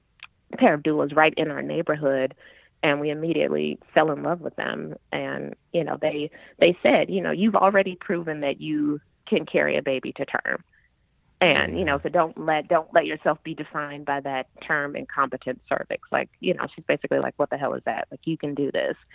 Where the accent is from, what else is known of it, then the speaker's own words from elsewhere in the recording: Chicago, Illinois, United States; moved away as an adult; now in Brooklyn, United States; I was born and raised in Chicago